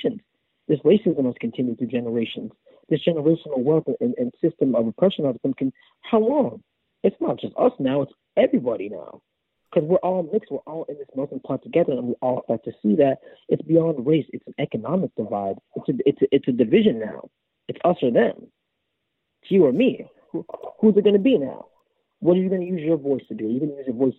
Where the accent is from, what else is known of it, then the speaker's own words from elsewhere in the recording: Burlington, Vermont, United States; now in New York, United States; I grew up in Burlington, Vermont